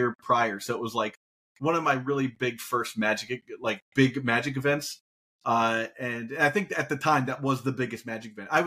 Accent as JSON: {"language": "English", "town": "Dayton", "region": "Ohio", "country": "United States", "said": "I I'm I'm from Dayton, Ohio originally. Uh, little known fact about me because I have moved so many places."}